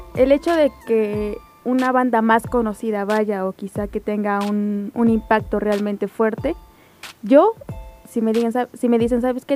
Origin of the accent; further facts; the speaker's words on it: Mexico; nosotros como mexicanos